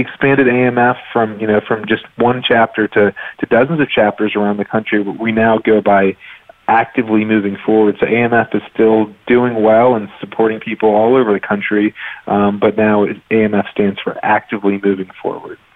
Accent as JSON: {"language": "English", "town": "Raleigh", "region": "North Carolina", "country": "United States", "tie": "born or raised there", "said": "I grew up in Raleigh, North Carolina"}